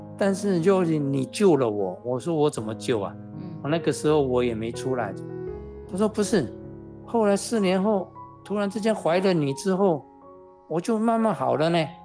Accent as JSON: {"language": "Chinese", "area": "Dashu Township", "region": "Kaohsiung", "country": "Taiwan", "tie": "born or raised there", "said": "那个时候我老家在大树"}